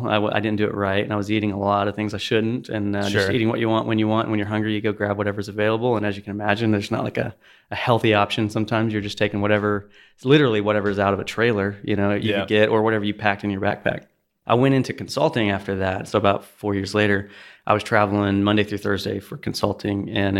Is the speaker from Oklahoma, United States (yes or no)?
yes; Oklahoma, United States; now in Houston, United States; I'm from Oklahoma, so it's not too cold, but it gets colder.